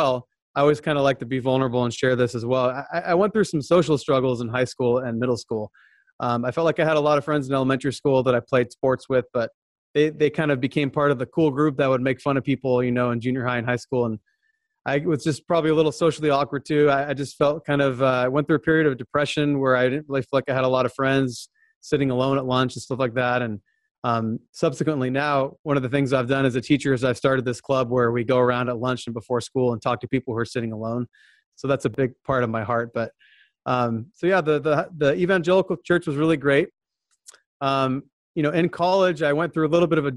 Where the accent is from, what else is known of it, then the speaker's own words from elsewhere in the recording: Southern California, United States; I was born and raised in Southern California